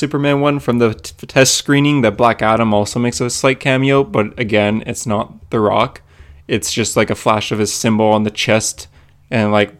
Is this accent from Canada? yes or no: yes; Canada; I'm Canadian